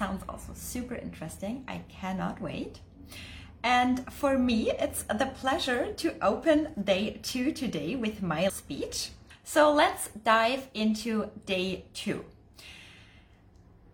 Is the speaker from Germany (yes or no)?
yes; Germany; moved away; I'm originally from Germany